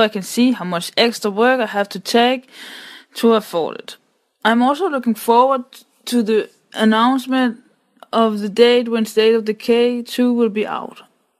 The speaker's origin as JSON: {"language": "English", "country": "Denmark", "said": "I am from Denmark."}